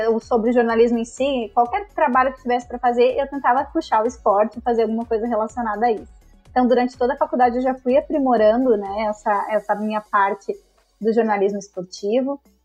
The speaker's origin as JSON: {"language": "Portuguese", "region": "Rio Grande do Sul", "country": "Brazil", "also_born_or_lived": "Santa Catarina", "moved": "yes", "said": "sou gaúcha, mas depois de um tempo fui morar em Santa Catarina"}